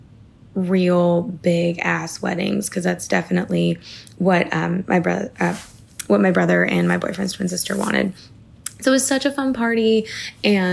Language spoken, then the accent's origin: English; Portland, Maine, United States; moved away; I get to go back to Maine, where I'm from